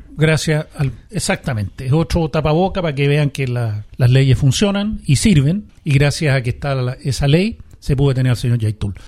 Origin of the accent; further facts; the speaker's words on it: Chile; todos como chilenos